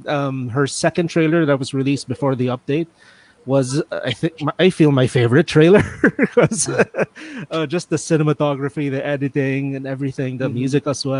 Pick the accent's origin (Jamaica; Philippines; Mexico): Philippines; Manila, Metro Manila; I'm also from Manila